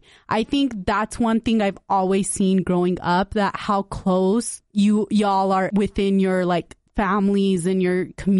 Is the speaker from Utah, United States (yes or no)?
yes; West Valley City, Utah, United States; And I'm just really happy we both went to Granger. We're from West Valley. We're always representing.